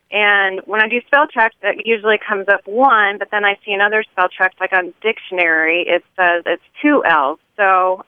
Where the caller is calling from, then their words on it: Plano, Texas, United States; I'm calling from Plano, Texas.